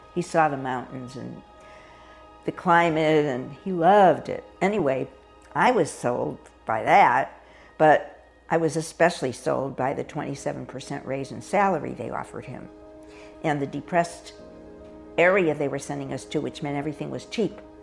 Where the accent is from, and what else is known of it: Hartford, Connecticut, United States; born or raised there; moved away as an adult